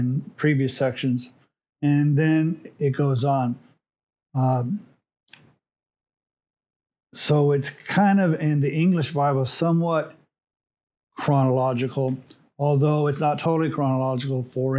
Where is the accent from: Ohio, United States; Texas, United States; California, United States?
California, United States; Los Angeles; also born or lived in Montebello, California; I was born in Montebello, California. And my first place that I lived was on a street called Betty in East Los Angeles